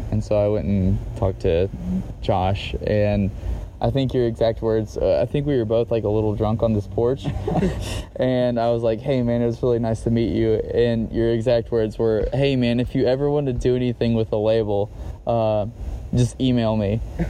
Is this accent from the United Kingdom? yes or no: no; Morristown, Tennessee, United States; also born or lived in Knoxville, Tennessee; I was born in Knoxville, Tennessee, and I grew up in, Knoxville's not a particularly large town, but an even smaller town called Morristown, Tennessee.